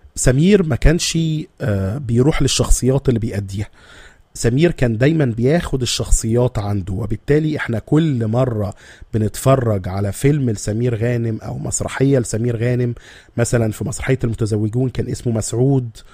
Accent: Egypt; احنا بس كمصريين

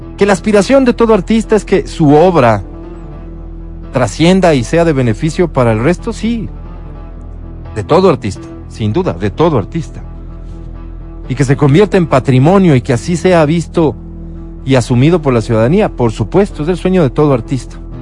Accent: Ecuador; ciudadanos ecuatorianos

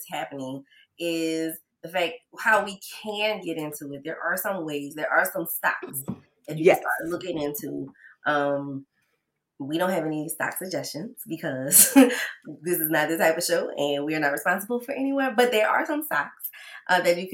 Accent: New Orleans, Louisiana, United States; I remember in school, because I'm from New Orleans, so we could buy alcohol on Sunday

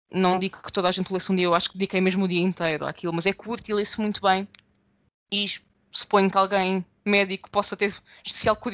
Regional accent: Lisbon, Portugal; eu, pessoa nascida e criada em Lisboa, para mim é um contraste muito grande.

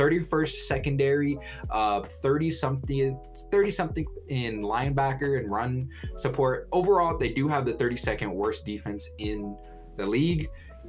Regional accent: Colorado, United States; We're from Colorado

